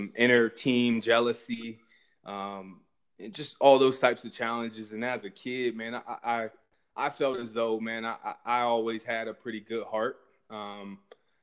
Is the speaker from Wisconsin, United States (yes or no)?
no; Columbus, Ohio, United States; also born or lived in Germany / Pickerington, Ohio; growing up in Columbus, watching the Buckeyes as a kid